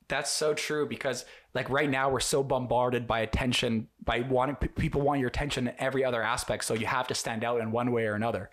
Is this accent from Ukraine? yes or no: yes; Ukraine; I'm from Ukraine myself